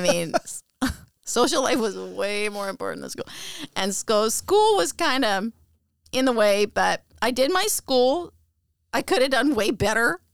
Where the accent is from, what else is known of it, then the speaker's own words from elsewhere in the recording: Abbotsford, British Columbia, Canada; also born or lived in Aldergrove; I grew up in Abbotsford in British Columbia, Canada. And I grew up in Aldergrove.